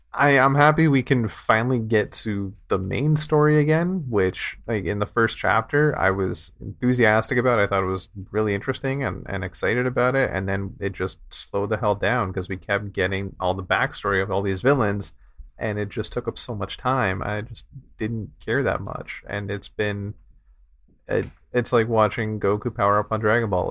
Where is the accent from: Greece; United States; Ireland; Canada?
Canada; it's, it's, it's great up here.